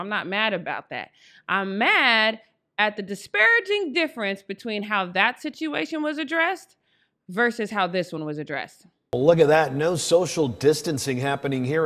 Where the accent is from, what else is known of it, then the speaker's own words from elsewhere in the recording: Denver, Colorado, United States; I am from Denver, Colorado